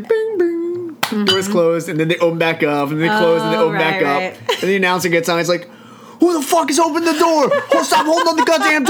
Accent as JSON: {"language": "English", "region": "New Jersey", "country": "United States", "tie": "born or raised there", "also_born_or_lived": "North Carolina", "said": "I grew up in Jersey."}